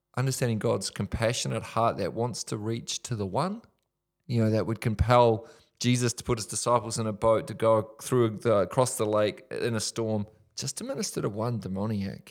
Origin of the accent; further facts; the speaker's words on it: Whanganui, Manawatū-Whanganui, New Zealand; from my hometown, Wanganui